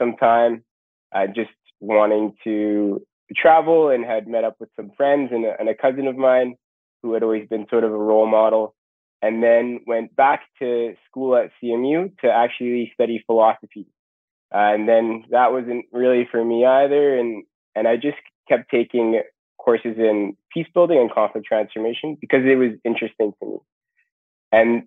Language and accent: English; East St. Paul, Manitoba, Canada; also born or lived in Winnipeg, Manitoba; I grew up just outside of Winnipeg.